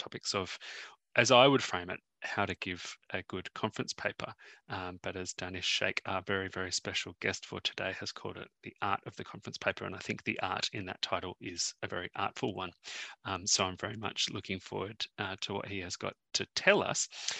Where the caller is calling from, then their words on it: Sydney, New South Wales, Australia; I'm zooming in from Gadigal land in the inner west of Sydney